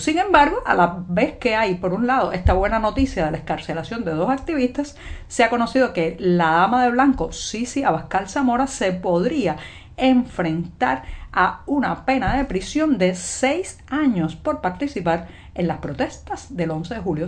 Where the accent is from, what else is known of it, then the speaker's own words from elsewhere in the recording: Cuba; cubana, periodista, ciudadana